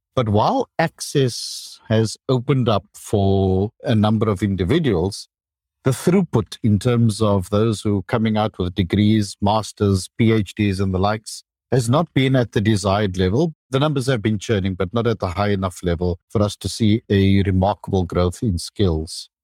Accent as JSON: {"language": "English", "country": "South Africa", "tie": "born or raised there", "said": "I finished high school in South Africa"}